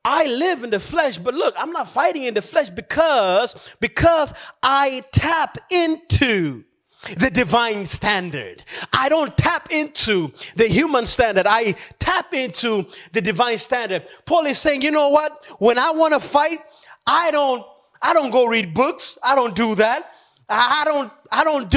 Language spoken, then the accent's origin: English; Malawi; moved away; also born or lived in Philippines; I decided to go back home to Malawi, my home country